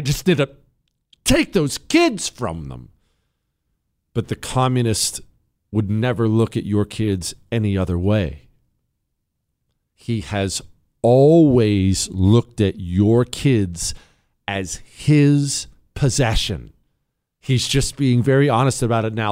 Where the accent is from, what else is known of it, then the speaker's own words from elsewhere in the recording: Montana, United States; I grew up in Montana.